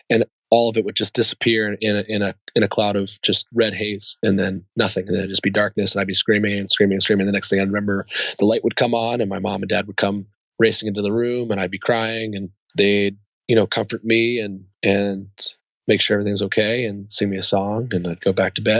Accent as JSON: {"language": "English", "country": "Germany", "tie": "born there", "said": "Yeah, so I, I was born in Germany."}